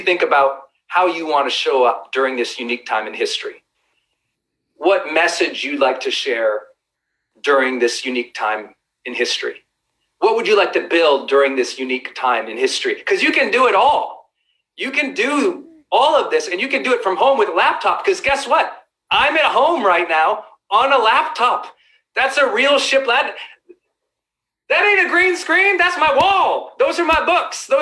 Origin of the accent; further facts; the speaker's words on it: Montana, United States; I'm a kid from Montana.